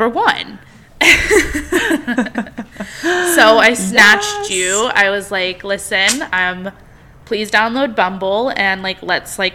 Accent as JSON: {"language": "English", "town": "Overland Park", "region": "Kansas", "country": "United States", "tie": "born or raised there", "also_born_or_lived": "Lawrence, Kansas", "said": "Have you ever heard of Kansas? That's where I'm from. Born and raised, baby. Midwest"}